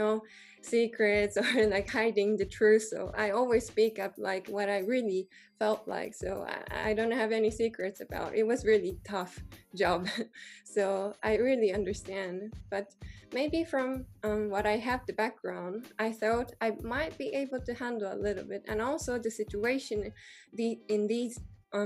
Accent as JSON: {"language": "English", "country": "Japan", "moved": "yes", "lives_now": "Germany", "said": "I'm from Japan, but I'm living in Germany."}